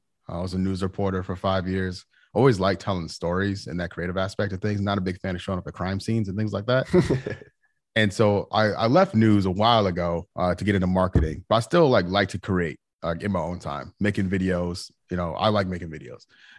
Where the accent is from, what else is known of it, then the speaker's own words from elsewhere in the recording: St. Louis, Missouri, United States; now in Charlotte, United States; I'm not from here. I'm from St. Louis. I'm a transplant into the city.